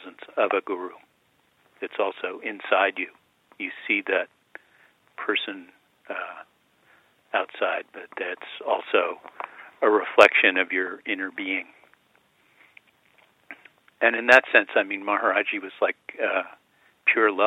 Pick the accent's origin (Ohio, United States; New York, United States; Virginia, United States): New York, United States; Westchester County; I grew up in Westchester County in New York.